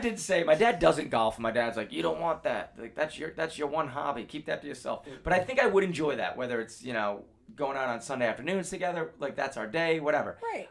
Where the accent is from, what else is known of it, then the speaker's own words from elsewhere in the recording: Northeast, United States; growing up on the Northeast where there's snow